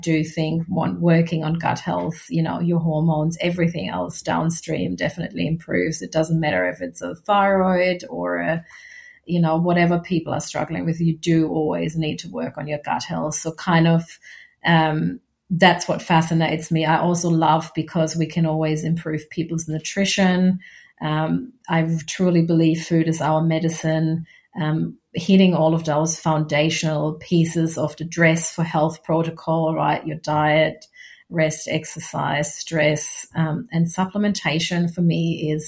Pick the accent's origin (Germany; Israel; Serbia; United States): Germany; now in Australia; my home country